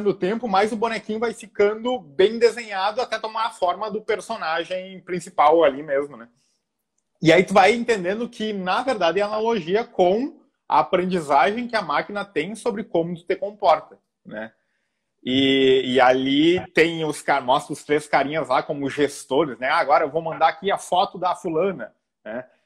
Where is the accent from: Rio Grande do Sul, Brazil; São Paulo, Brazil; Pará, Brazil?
Rio Grande do Sul, Brazil; moved away as an adult; now in Rio de Janeiro, Brazil